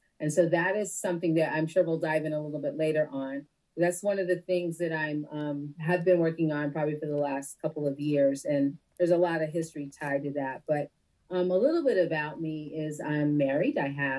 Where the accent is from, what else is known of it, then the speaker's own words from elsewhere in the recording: Connecticut, United States; also born or lived in Detroit, Michigan / Guam / Virginia / California; I grew up mostly in Connecticut, but I am a daughter of a Navy veteran. And so I've lived on one island, and I have lived in four states, including Connecticut. So that would be Guam, the island. I was born in Detroit, Michigan